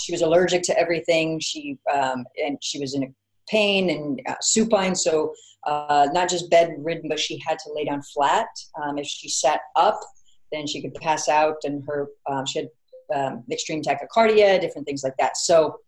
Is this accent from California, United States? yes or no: yes; Orange County, California, United States; now in Los Angeles, United States; Orange County, so about a couple hours south of here. But yes, I'm a Southern California woman all the way around